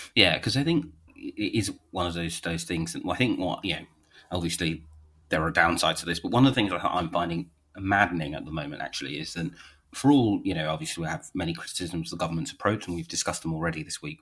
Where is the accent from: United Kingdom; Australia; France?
United Kingdom; London; I see myself as a Londoner